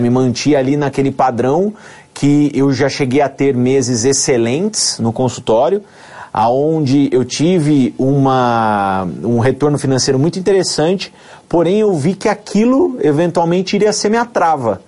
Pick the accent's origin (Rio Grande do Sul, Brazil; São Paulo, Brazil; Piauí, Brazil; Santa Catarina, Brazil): São Paulo, Brazil; Amparo; also born or lived in Campinas; sou nascido em Campinas, né? passei toda a minha infância, adolescência em Amparo